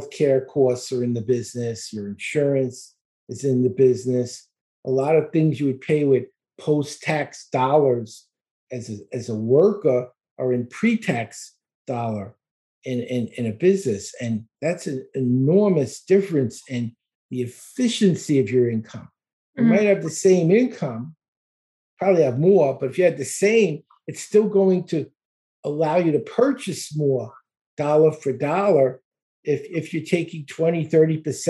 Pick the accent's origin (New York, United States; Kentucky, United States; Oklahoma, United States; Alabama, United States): New York, United States; New York City; also born or lived in Dallas, Texas; now in Florida, United States; I live in Florida. I grew up in Brooklyn. I lived in Texas near Dallas for 23 years and we moved to Florida about 2 years ago